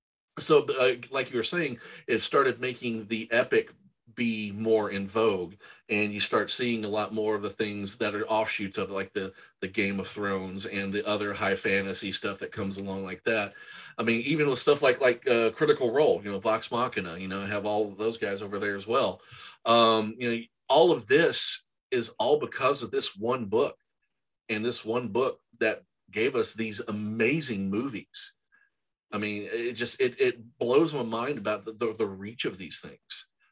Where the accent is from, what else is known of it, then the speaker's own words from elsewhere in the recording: Kentucky, United States; growing up in Kentucky when I did, we had the satanic panic of D&D